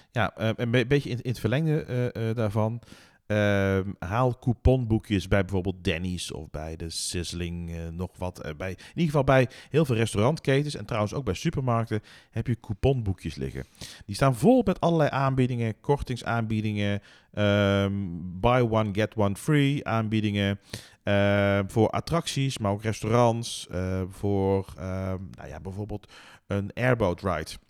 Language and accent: Dutch; Netherlands; wij als Nederlanders